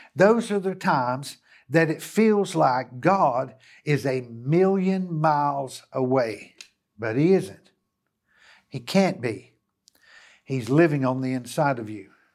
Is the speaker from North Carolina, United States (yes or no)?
yes; Hickory, North Carolina, United States; back to my hometown. And, uh, and here I am in the city of Hickory